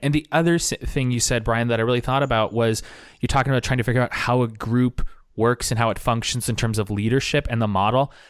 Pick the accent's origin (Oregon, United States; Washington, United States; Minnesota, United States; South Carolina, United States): Oregon, United States; Portland; I am back in my hometown of Portland, Oregon